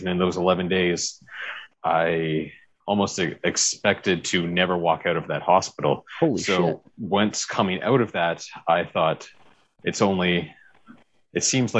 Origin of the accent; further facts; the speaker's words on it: Victoria, British Columbia, Canada; moved away as an adult; also born or lived in Calgary, Alberta; I grew up in Victoria, British Columbia, on Vancouver Island